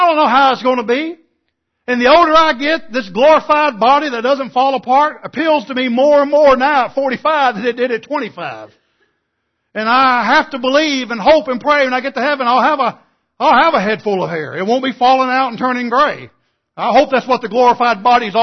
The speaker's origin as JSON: {"language": "English", "region": "East Texas", "country": "United States", "tie": "born or raised there", "said": "growing up in East Texas, you know, it's like South Arkansas, the Bible Belt"}